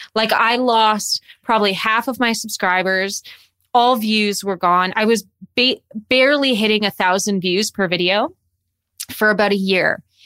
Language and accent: English; Calgary, Alberta, Canada; moved away as an adult; also born or lived in Toronto; I'm originally from Calgary, and I moved to Toronto to go to school for acting